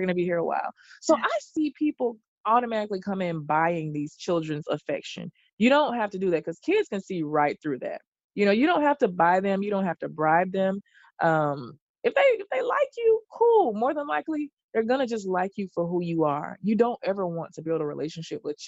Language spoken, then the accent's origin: English; the South, United States; I'm from the South, and children don't call adults by their first name